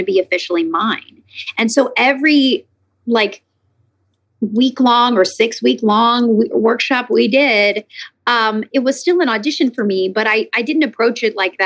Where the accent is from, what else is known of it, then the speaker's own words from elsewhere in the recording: Lexington, Kentucky, United States; also born or lived in New York / Nashville, Tennessee; now in California, United States; I'm from Lexington, Kentucky